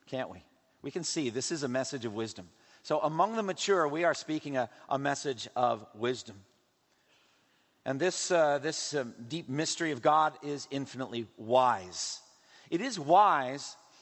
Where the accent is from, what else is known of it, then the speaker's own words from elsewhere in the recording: Massachusetts, United States; In my home state of Massachusetts, up in Newburyport